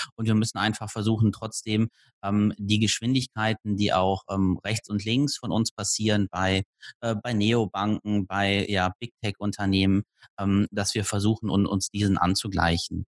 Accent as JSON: {"language": "German", "town": "Detmold", "region": "North Rhine-Westphalia", "country": "Germany", "tie": "born or raised there", "said": "in meiner Heimatstadt in Detmold"}